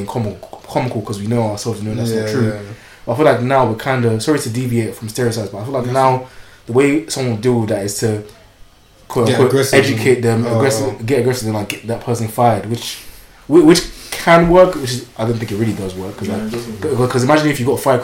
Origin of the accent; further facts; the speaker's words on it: London, United Kingdom; also born or lived in Paris / Nigeria; when I came back into year 6 I was in Tottenham and it's very multicultural there